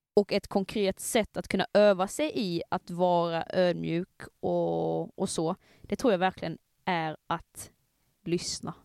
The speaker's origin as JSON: {"language": "Swedish", "region": "Skåne", "country": "Sweden", "accent": "Scanian", "said": "min skånska"}